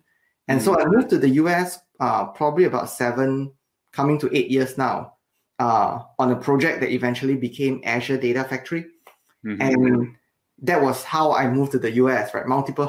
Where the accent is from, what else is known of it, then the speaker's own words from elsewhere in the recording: Singapore; now in Redmond, United States; So I moved out of Singapore about 13 years ago. And as many of you know, or if you have not, Singapore is a beautiful island.